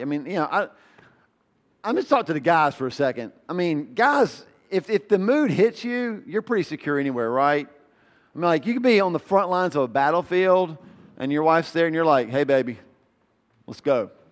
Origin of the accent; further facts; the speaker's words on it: the South, United States; I grew up in the South